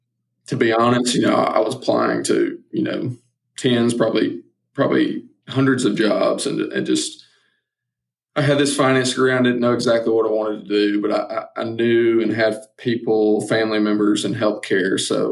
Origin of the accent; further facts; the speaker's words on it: Southeast, United States; growing up in the Southeast and watching SEC football